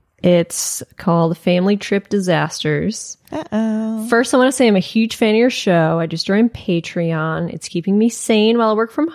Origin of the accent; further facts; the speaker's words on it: Ireland; I grew up in Ireland, and I come from a huge Irish Catholic family, 52 first cousins.